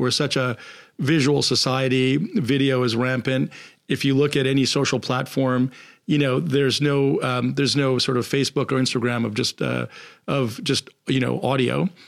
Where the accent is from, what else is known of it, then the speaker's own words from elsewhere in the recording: United States; I'm from the States